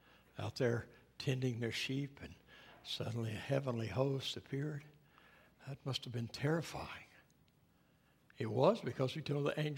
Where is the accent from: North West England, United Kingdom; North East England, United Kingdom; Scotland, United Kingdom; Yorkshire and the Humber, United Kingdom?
Scotland, United Kingdom; Being a Scotsman, I always bothered by Christmas. I suspect that's why my family never made much of it, you know.